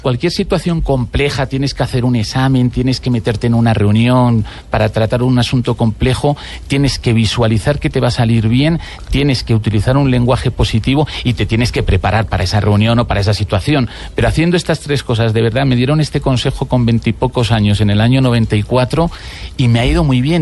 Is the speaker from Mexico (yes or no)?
no; Spain; now in Bogotá, Colombia